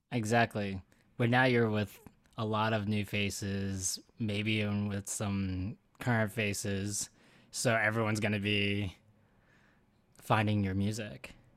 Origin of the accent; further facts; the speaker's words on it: Philadelphia, Pennsylvania, United States; now in Brooklyn, United States; I'm also from Philly, too